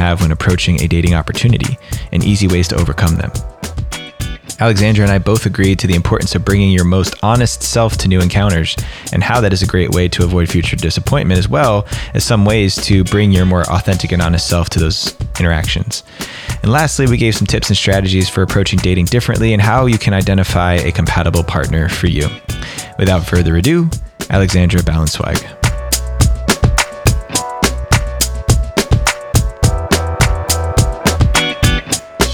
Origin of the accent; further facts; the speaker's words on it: New Jersey, United States; accent: New Jersey; moved away; my New Jersey accent